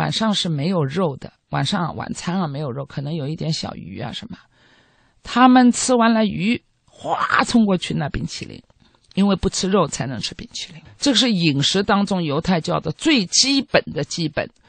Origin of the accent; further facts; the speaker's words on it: Israel; 我有，呃，因为我来自以色列，我认为如果一家人家作为一个父母，我们讲的衣食住行，我们中国人喜欢讲